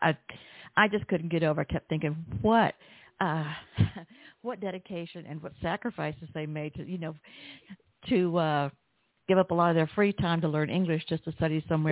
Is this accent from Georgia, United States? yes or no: yes; Atlanta, Georgia, United States; I'm from Atlanta.